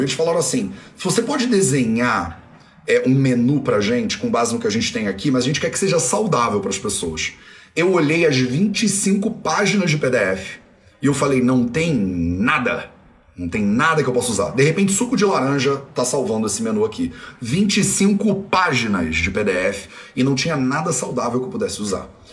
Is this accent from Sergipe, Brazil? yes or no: no; Rio de Janeiro, Brazil; Eu sou brasileiro, né? Brasileiro português. Fui criado no Rio de Janeiro com meu sotaque, né? Denuncia claramente.